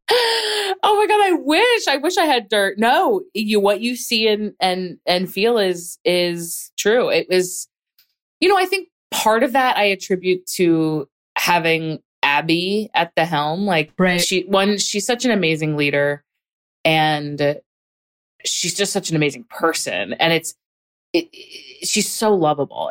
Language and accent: English; Hatboro, Pennsylvania, United States; I grew up in a pretty small town. Um, it was a small town surrounded by other towns. So it's not like it was remote or anything. It just, it was definitely small town vibes. Um, called Hatboro